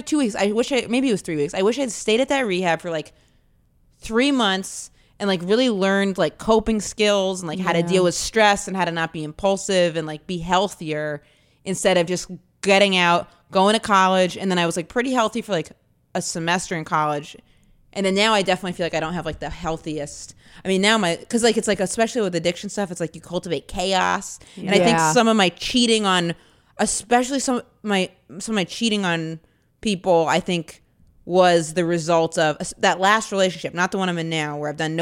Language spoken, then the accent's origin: English; Maine, United States; I grew up in really rural Maine